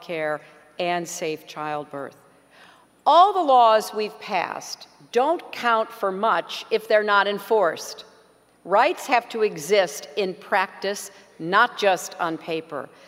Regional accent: Kansas City, United States; now in North Carolina, United States; I grew up in Kansas City

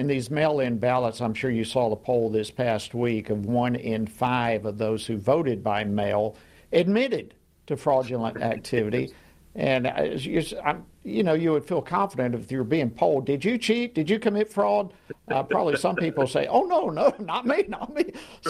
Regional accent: Georgia, United States; My home state of Georgia

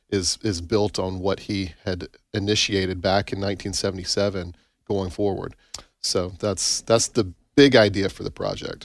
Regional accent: Tupelo, Mississippi, United States; I grew up in Tupelo

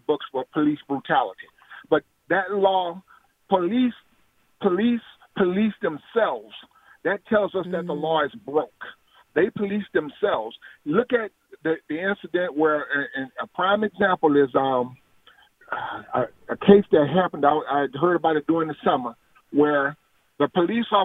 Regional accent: Louisiana, United States; I grew up in the down south in Louisiana. I'm from Louisiana

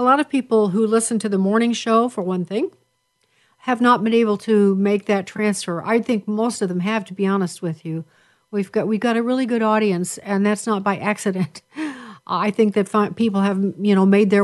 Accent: Chicago, Illinois, United States; we're both from Chicago, at least Chicago-centric

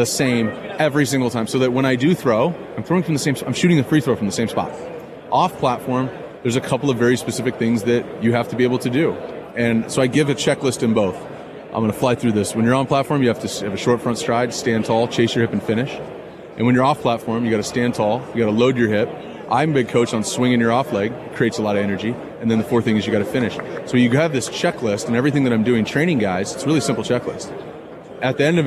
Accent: Mission Viejo, California, United States; now in Dana Point, United States; Mission Viejo High School

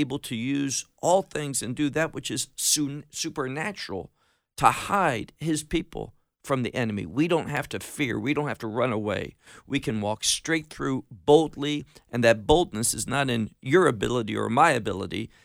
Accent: Chicago, Illinois, United States; moved away as an adult; also born or lived in Atlanta, Georgia / Miami, Florida; now in Israel; I grew up in America, was born in, uh, the Atlanta area, grew up in Chicago, got married, moved to Miami

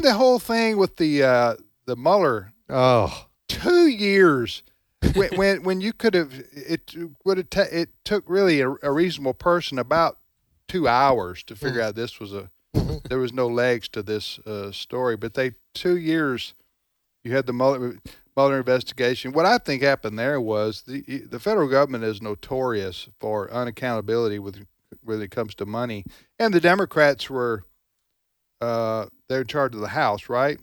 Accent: the South, Southern United States, United States; I understood you as a fellow Southerner

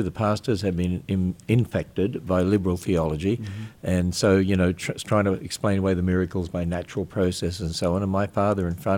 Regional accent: Queensland, Australia; moved away as an adult; also born or lived in Cairns, Queensland / Innisfail, Queensland; now in United States; I was brought up in Australia, which is a very pagan country

